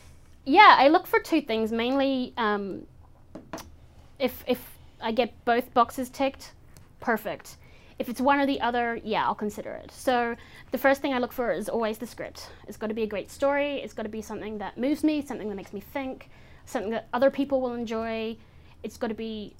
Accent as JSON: {"language": "English", "region": "England", "country": "United Kingdom", "tie": "born or raised there", "said": "my mother, I grew up in England. My mother still lives there, so I go to London"}